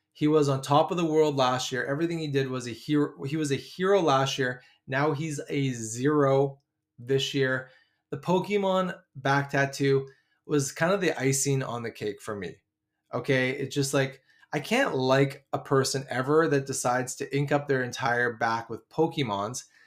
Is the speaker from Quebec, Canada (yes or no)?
no; Vancouver, British Columbia, Canada; I'm from Vancouver